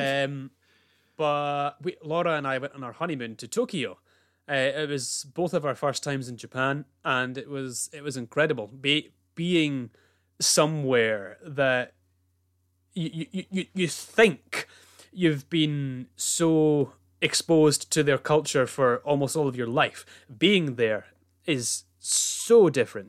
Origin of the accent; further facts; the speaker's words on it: Scotland, United Kingdom; being Scottish